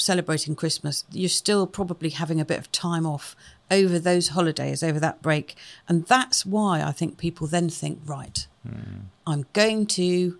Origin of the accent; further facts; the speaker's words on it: Wales, United Kingdom; But not that I might, because I'm Welsh, and that's very important. But not that I sound Welsh. I don't sound Welsh.